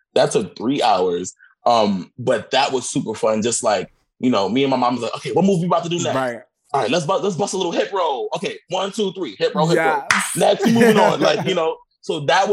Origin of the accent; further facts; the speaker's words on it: New York City, New York, United States; I'm from Brooklyn. I'm from East New York, and that is my life